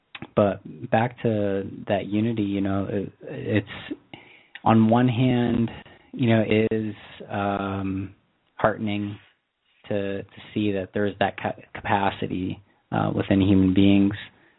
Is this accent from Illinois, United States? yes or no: no; New York, United States; I do remember, you know, the days following 9/11, and I was from New York State.